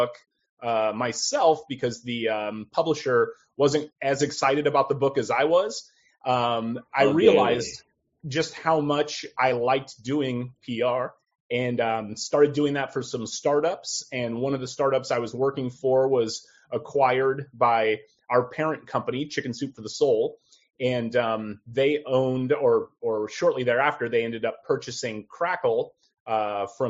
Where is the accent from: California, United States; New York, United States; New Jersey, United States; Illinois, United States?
California, United States; Southern; also born or lived in Midwest / Sacramento / Los Angeles; I was born in the Midwest and then was paroled early to California. And so I grew up in Southern California